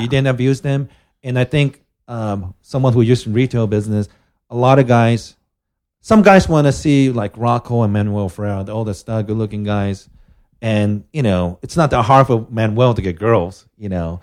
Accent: Japan; I'm from Japan

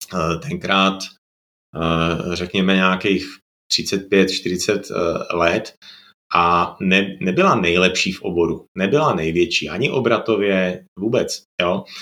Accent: Czechia; moved away as an adult; now in Slovakia; jsem Čech na Slovensku

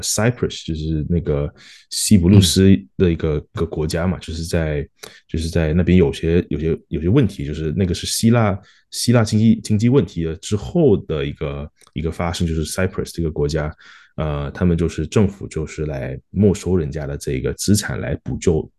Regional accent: Malaysia; also born or lived in Singapore; now in Australia; 我是马来西亚出生的华人，然后在新加坡念书，然后现在在澳洲也是有，就，就是工作嘛

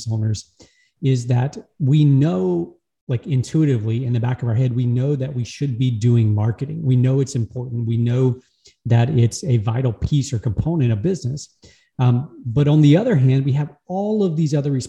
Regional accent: Louisiana, United States; I'm from Louisiana in the US, United States, born and raised in the same town

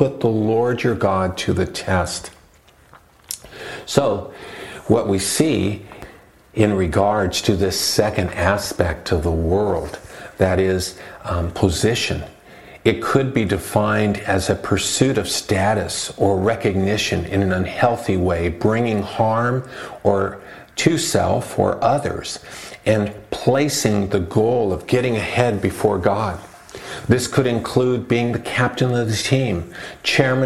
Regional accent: Los Angeles, California, United States; moved away; I grew up in Southern California near East LA, a Mexican community

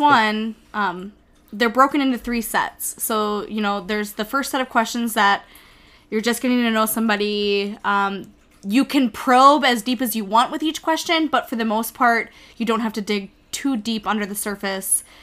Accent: Minnesota, United States; I'm from Minnesota

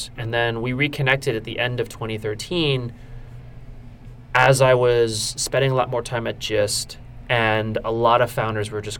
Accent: Warren, New Jersey, United States; I was born and raised in New Jersey, central New Jersey to be specific, in a town called Warren

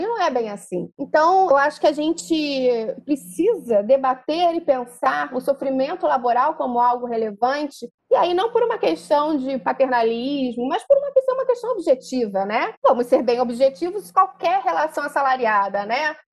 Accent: Rio de Janeiro, Brazil; eu sou da Tijuca, e na Tijuca a gente tem o famoso carro do camarão de Cabo Frio

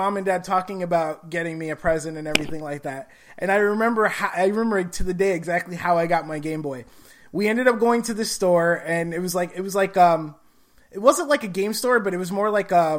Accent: Gary, Indiana, United States; because I grew up in Gary, Indiana, so it was like roughly an hour and a half to hour, 45-minute trip to the hospital and back by car.

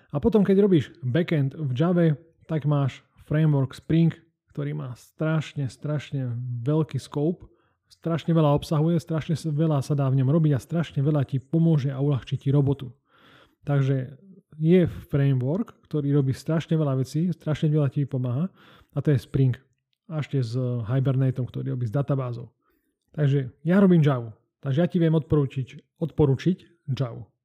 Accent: Banská Bystrica, Banská Bystrica Region, Slovakia; ja som z Banskej Bystrice

